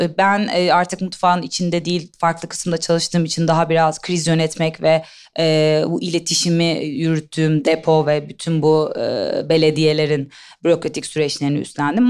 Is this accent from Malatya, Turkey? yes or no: no; İzmir, Turkey; moved away as an adult; also born or lived in Istanbul; Ben İzmirliyim. İstanbul'a e, siyaset bilimi ve uluslararası ilişkiler okumak için geldim